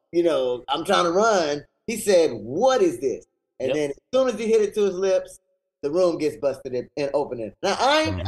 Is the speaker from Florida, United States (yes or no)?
yes; Miami, Florida, United States; I'm actually from Miami